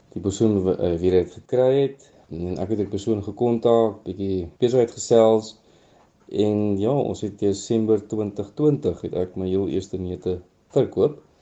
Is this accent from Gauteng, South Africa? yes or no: no; Northern Transvaal, Limpopo, South Africa; ek is gebore in Noord-Transvaal in 'n klein dorpie of nie 'n klein dorpie, 'n dorpie met die naam Zanin